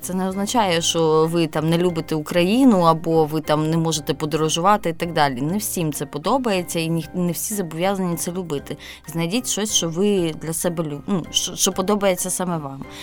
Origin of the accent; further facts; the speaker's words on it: Zaporizhzhia, Zaporizhzhia Oblast, Ukraine; Запоріжжя, моє рідне місто